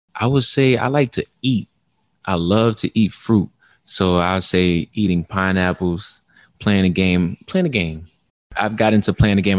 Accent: New Orleans, Louisiana, United States; in New Orleans, uh, where I grew up

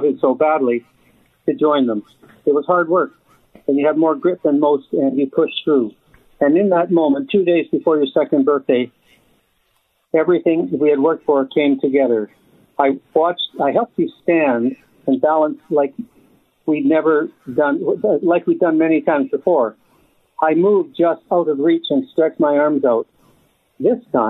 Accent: Graham, Alabama, United States; also born or lived in Chattanooga, Tennessee; I was born in Chattanooga, Tennessee. However, I was able to spend about 6 months in Graham, Alabama, with my grandmother, uncle, and aunt. I was 6 years old when I left Chattanooga, Tennessee, to go live with my grandmother, uncle, and aunt

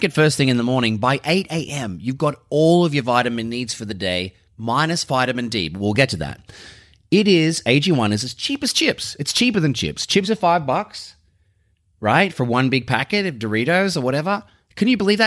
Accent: Sydney, New South Wales, Australia; I'm from Sydney. Yeah, I'm from Burwood, mate.

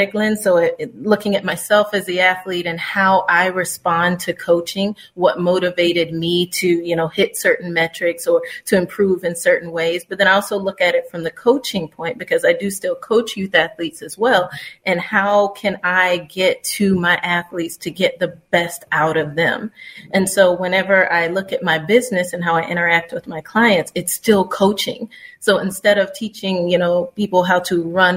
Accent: Florida, United States; I was born and raised in Florida

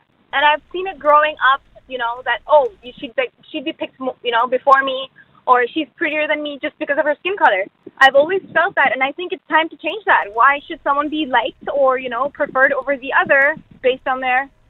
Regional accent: Pakistan; moved away; Actually, I'm originally from Pakistan.

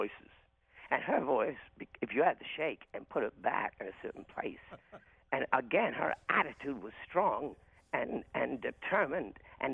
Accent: Hamilton, Ontario, Canada; when I was growing up in Hamilton, Ontario

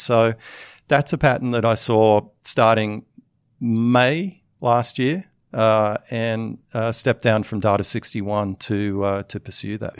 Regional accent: Australia; moved away as an adult; also born or lived in United States; as an Australian, I cared a lot about that enough to come back into the country

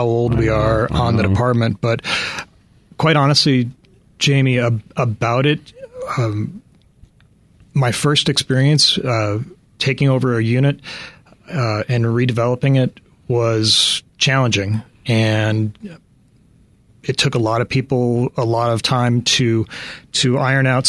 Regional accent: Chicago, Illinois, United States; moved away as an adult; I lived in Chicago for the first 25 years of my life

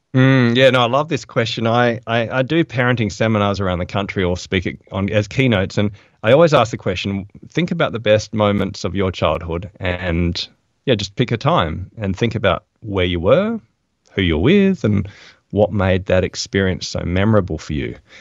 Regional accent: Adelaide, South Australia, Australia; moved away; I'm from Adelaide originally

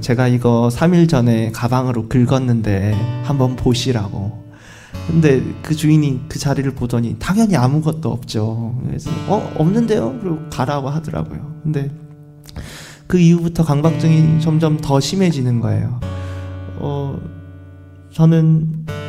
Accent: Gyeongsang, South Korea; 저도 경상도 사람이라서

